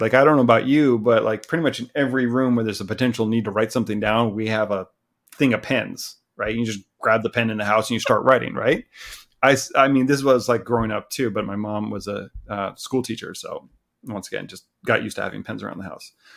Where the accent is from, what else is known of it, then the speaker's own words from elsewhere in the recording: Southern California, United States; moved away as an adult; also born or lived in Kitchener, Ontario; now in Vancouver, Canada; I grew up in Southern California.